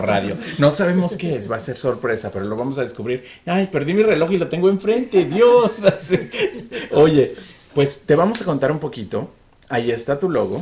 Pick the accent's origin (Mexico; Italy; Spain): Mexico; Mexico City; now in Arizona, United States; somos de Ciudad de México